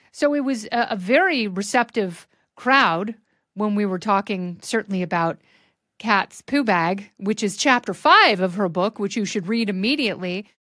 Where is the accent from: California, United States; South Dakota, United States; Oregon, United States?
Oregon, United States; Portland; growing up in Portland